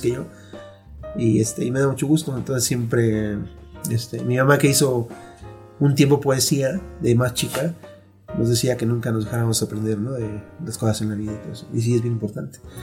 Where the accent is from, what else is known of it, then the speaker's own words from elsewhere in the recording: Mexico City, Mexico; yo eh, nací aquí, en la Ciudad de México